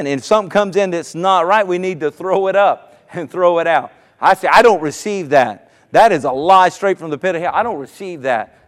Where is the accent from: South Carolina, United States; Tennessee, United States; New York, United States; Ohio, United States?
South Carolina, United States; Myrtle Beach; now in Virginia Beach, United States; I, from the Myrtle Beach area, I grew up in South Carolina and lived here for 26 years now in the Virginia Beach area.